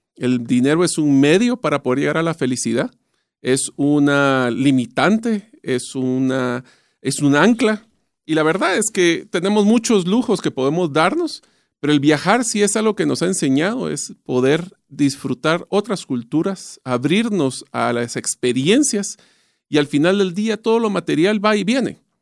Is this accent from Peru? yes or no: no; Guatemala; yo nací, crecí, estudié en Guatemala, así que yo sí soy bien arraigado a mis raíces